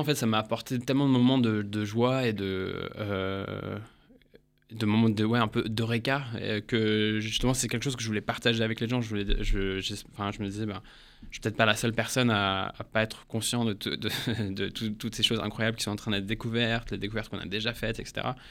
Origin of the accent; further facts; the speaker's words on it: England, United Kingdom; moved away as an adult; now in France; je suis né en Angleterre. ça fait 10 ans que je suis là, je suis venu pour les études.